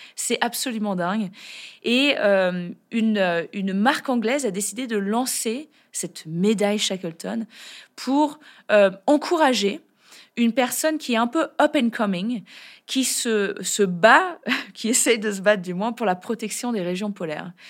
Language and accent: French; France; chez nous, en France